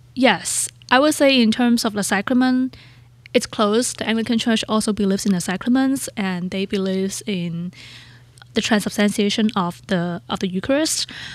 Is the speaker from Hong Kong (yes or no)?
yes; Hong Kong; English is a second language; moved away as an adult; also born or lived in San Diego, United States; now in United States; When I grew up in Hong Kong